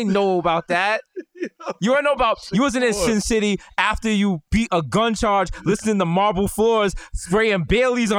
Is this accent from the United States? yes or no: yes; New York City, New York, United States; we are from the Bronx.